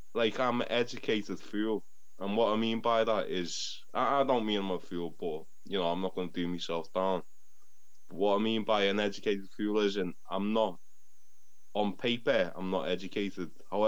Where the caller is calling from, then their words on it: Liverpool, North West England, United Kingdom; I'm calling from England, Liverpool, England.